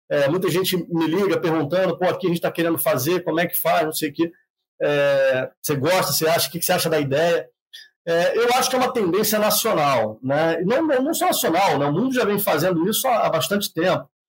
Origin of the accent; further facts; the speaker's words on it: Rio de Janeiro, Brazil; moved away; eu sou do Rio de Janeiro, nasci no Rio de Janeiro.